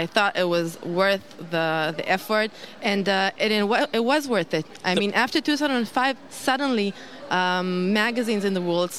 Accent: Jerusalem, Jerusalem District, Israel; moved away as an adult; now in Tel Aviv, Israel; I was born in Israel, but I was born in Jerusalem.

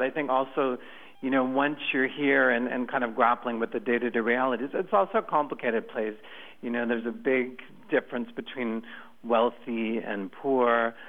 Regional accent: Canada; moved away as an adult; also born or lived in Austin, Texas, United States; now in Brazil; I was born in Austin, but actually Texas, but I grew up in Canada, so I actually have dual citizenship. And I've been living in Brazil for 15 years almost.

